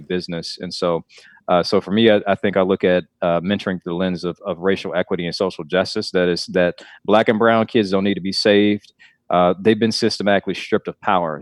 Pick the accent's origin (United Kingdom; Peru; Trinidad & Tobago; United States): United States; Clarkston, Georgia; now in North Carolina, United States; I grew up in Atlanta for a bit, well, actually in, in Clarkston, which is, uh, a little bit outside of Atlanta